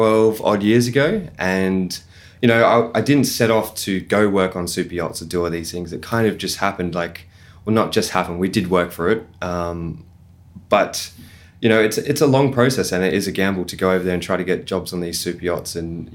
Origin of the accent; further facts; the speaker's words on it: Noosa, Queensland, Australia; moved away as an adult; also born or lived in Canberra; I grew up in Noosa, went to primary school, high school there, did my apprenticeship as a chef